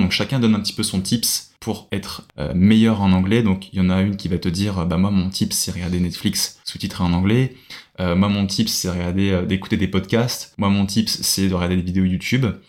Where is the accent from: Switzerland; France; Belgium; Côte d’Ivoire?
France; accent: French; moved away as an adult; now in Australia; j'ai un accent français qui est beaucoup moins intense que d'autres accents, enfin que d'autres français.